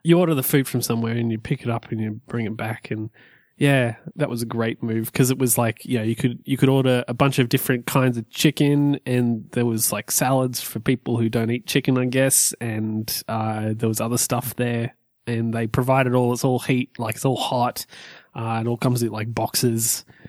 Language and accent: English; Orange, New South Wales, Australia; moved away as an adult; my hometown, Orange.